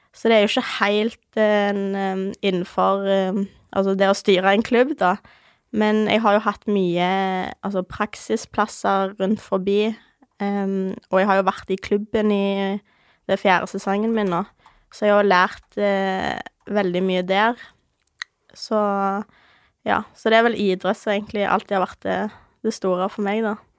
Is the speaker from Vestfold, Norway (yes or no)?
no; Ålgård, Rogaland, Norway; født og oppvokst på Ålgård. Det er et lite sted ca. 20 minutter fra Stavanger